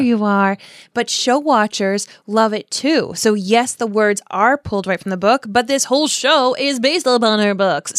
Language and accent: English; United States; I'm an American